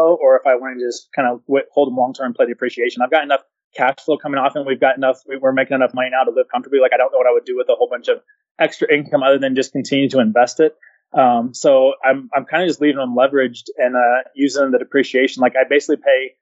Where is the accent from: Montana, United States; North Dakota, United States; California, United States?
California, United States; moved away; also born or lived in Spokane, Washington / Enid, Oklahoma; I'm from California